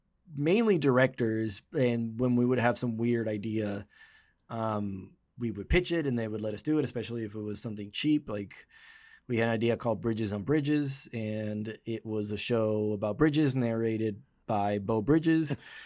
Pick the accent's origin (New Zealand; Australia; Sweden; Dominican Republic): Dominican Republic; moved away as an adult; now in Los Angeles, United States; I'm from the Dominican Republic and wanted to be a director, so moved to LA to go to film school, LA Film School